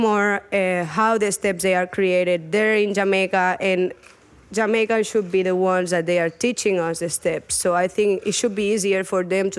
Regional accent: Barcelona, Catalonia, Spain; I didn't grow up in Kingston or in Jamaica. I grew up in Barcelona and I'm from Spain, where we have like a lot of reggaeton culture and a lot of Latin music culture.

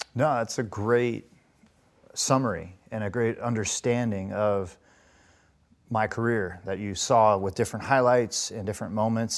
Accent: Las Vegas, Nevada, United States; I grew up in Las Vegas, Nevada

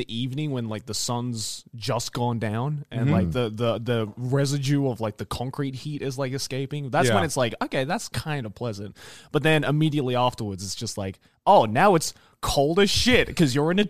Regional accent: Australia; But like in Australia, we have like an overdose of sun.

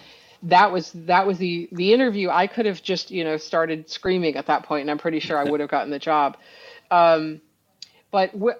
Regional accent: New York, United States; I speak fast because I'm from New York

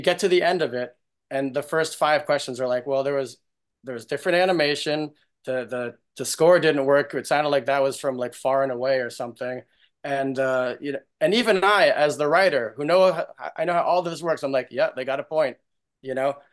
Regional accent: New York, United States; I, I grew up in New York's, in New York

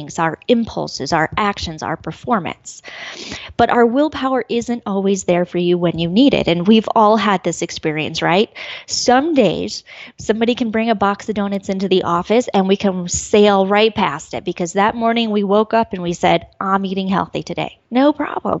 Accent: Colorado, United States; moved away as an adult; being back in Colorado. This is where I grew up

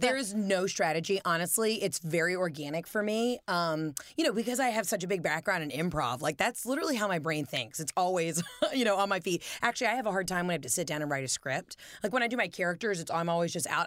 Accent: the South, United States; we're both from the South

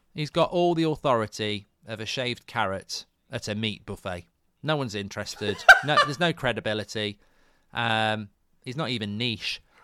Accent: England, United Kingdom; I'm English

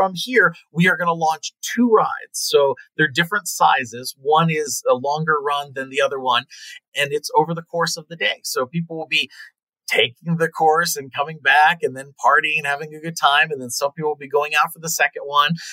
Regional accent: Pennsylvania, United States; also born or lived in California; now in Las Vegas, United States; I grew up in Pennsylvania.

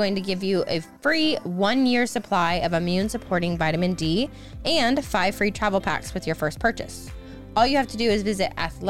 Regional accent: Iowa, United States; We're both Midwesterners. I'm from Iowa and he's from Indiana.

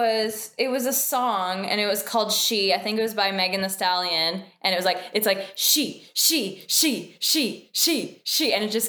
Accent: Canada; Americans love to point out that we're from Canada every single chance they get.

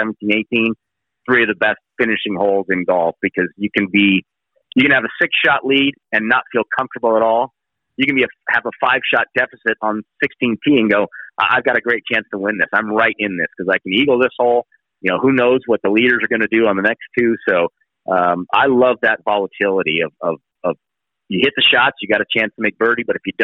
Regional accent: Northern California, United States; I'm from Northern California

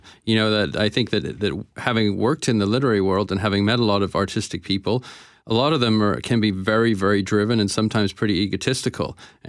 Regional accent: Canada; also born or lived in Paris / Rome; Now, maybe that mix, maybe that's being Canadian as well.

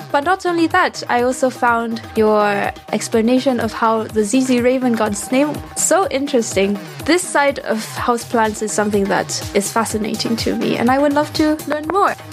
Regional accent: Taiwan; now in Stuttgart, Germany; I come from Taiwan and I currently live in Stuttgart, Germany.

